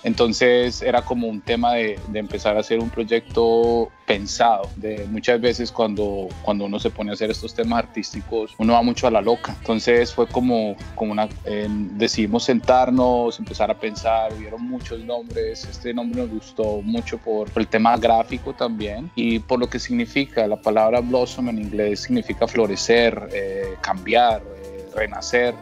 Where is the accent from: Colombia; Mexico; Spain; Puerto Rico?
Colombia; Pereira, Risaralda; moved away as an adult; also born or lived in New York, United States; now in United States; me vine de Colombia a finales de los 90 eh, buscando oportunidades, buscando futuro y queriendo crecer como, músico y de Colombia.